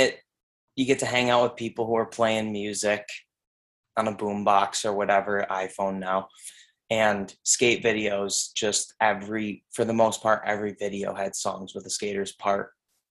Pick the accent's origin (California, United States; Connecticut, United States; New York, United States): New York, United States; Irondequoit; I grew up in Arundicoit.